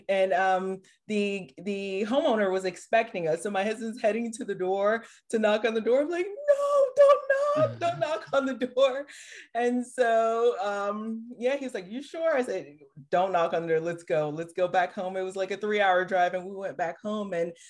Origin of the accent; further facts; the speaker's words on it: Haiti; now in United States; I'm originally from Haiti, the poorest country in the Western Hemisphere, came to the U.S. By way of my mom and dad.